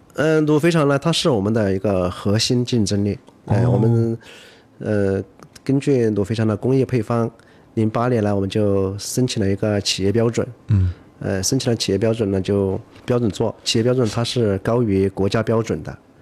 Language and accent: Chinese; Yibin, Sichuan, China; 我来自四川宜宾